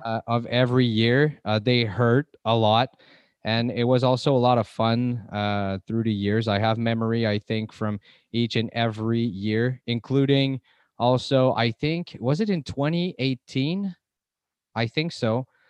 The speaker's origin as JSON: {"language": "English", "country": "Canada", "said": "I'm from Canada"}